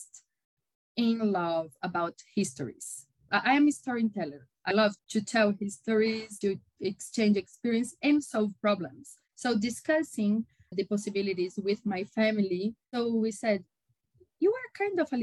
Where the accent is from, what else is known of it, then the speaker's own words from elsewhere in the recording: São Paulo, Brazil; I am a Brazilian. I was born in São Paulo and lived my entire life here in São Paulo City.